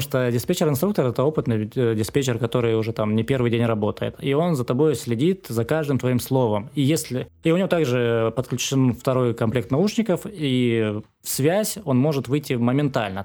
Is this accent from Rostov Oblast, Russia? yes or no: yes; Rostov-on-Don, Rostov Oblast, Russia; Я сам из Ростова